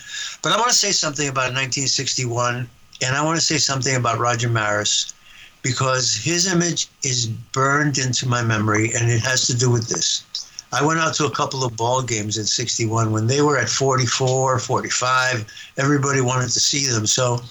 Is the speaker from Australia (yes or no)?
no; New York, United States; Well, I guess growing up in the 1950s, 1957, Mickey Mantle won the Triple Crown.